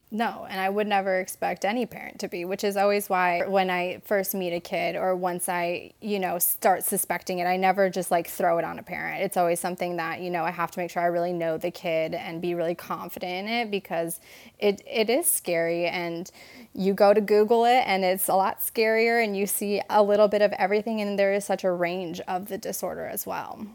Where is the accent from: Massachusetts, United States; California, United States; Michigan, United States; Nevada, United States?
Michigan, United States; moved away as an adult; now in North Carolina, United States; I'm originally from Michigan, um, born and raised